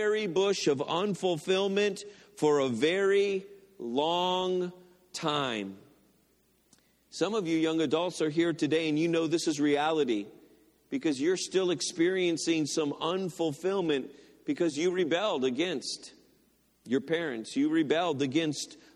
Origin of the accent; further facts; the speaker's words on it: Detroit, Michigan, United States; now in Lorain County, Ohio, United States; I went to Henry Ford Community College in Dearborn. I'm from the Detroit area, so that's the college I went to.